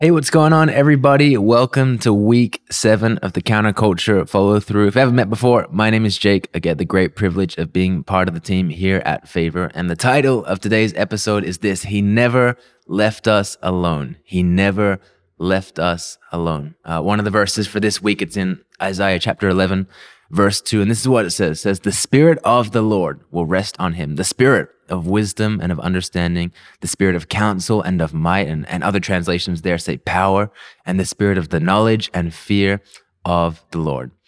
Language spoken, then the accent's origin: English; Melbourne, Victoria, Australia; accent: confused, messed up, weird accent; moved away as an adult; now in Philippines; I was born and raised in, in Melbourne, Australia.